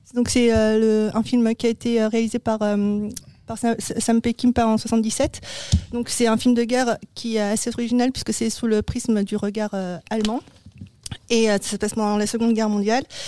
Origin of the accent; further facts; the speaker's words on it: France; chez nous en France